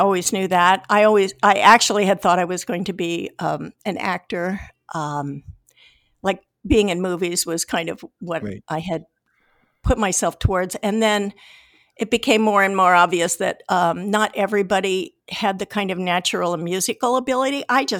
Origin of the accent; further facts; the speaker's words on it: California, United States; moved away; also born or lived in Iowa; We moved from Iowa to California when I was 11, actually. {S0} Okay. {S3} Yeah. And then I did all the rest of my growing up in the San Francisco Bay Area